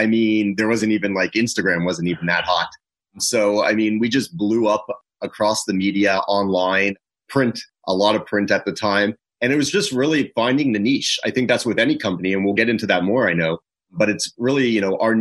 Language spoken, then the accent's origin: English; Toronto, Ontario, Canada; moved away; I'm originally from Toronto, from Canada